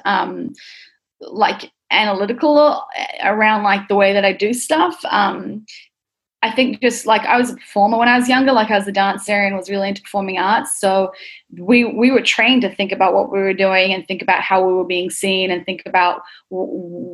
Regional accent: Auckland, New Zealand; moved away; I grew up in New Zealand. I grew up in Auckland, central Auckland, with my family.

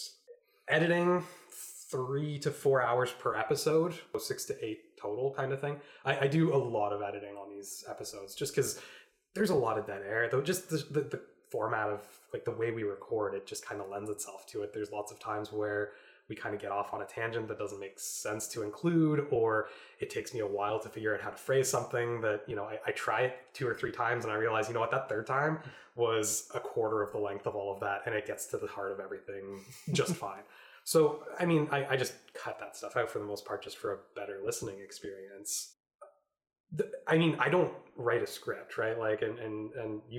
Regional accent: Canada; we're all Canadian.

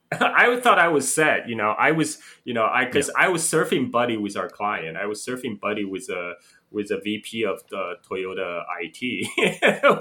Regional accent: Chongqing, China; also born or lived in Guangzhou; now in Bali, Indonesia; I went back to my hometown Chongqing

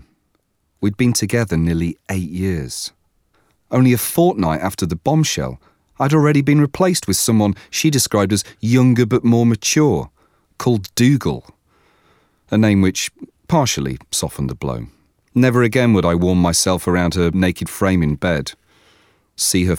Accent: Brighton, South East England, United Kingdom; I'm performing in a comedy show in my hometown of Brighton.

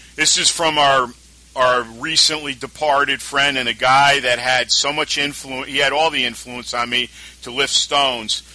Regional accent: Albany, New York, United States; this is where we are today, especially in my hometown

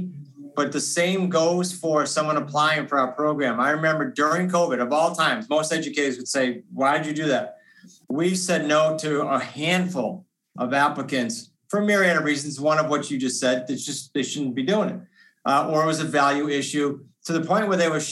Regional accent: New England, United States; we're from New England

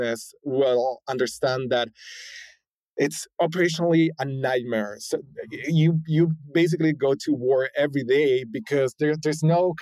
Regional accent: Argentina; moved away as an adult; also born or lived in San Francisco, United States; now in United States; I was born and raised in Argentina, spent, you know, most of my 20s in Argentina, moved here to the US in my late 20s

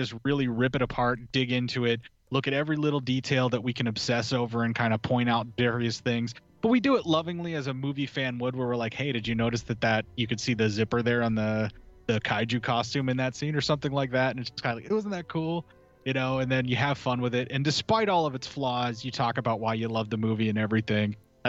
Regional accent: Appalachia, United States; I try to keep it in the family because I am from the Appalachia.

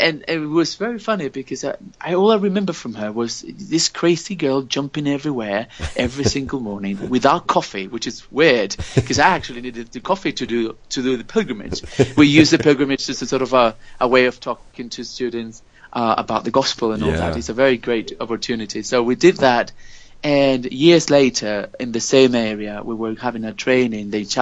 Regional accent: La Línea de la Concepción, Andalusia, Spain; English is a second language; now in Granada, Spain; I'm Spanish and grew up in Spain

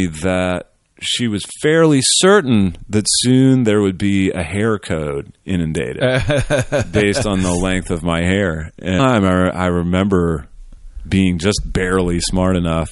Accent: Richmond, Virginia, United States; born or raised there

